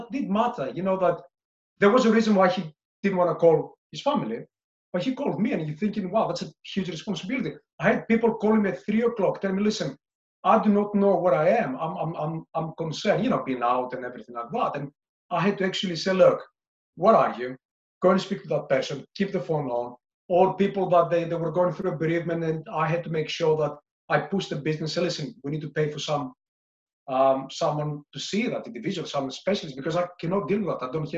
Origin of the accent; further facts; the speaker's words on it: Greece; moved away as an adult; also born or lived in London, United Kingdom / Singapore; now in United Kingdom; my early years when I moved from Greece to London, to the UK